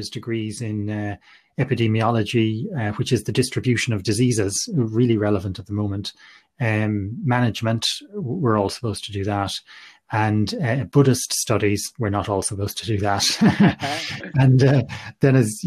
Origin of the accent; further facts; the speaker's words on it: Galway, Connacht, Ireland; I'm from Galway and I grew up in Galway, studied medicine in NUI Galway